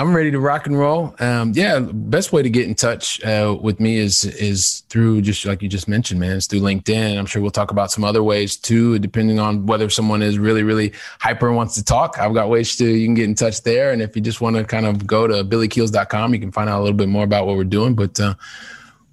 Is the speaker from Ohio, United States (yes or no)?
yes; Ohio, United States; moved away as an adult; also born or lived in Valencia, Spain; now in Barcelona, Spain; I'm a guy from Ohio. I thought my life was going to be all about Ohio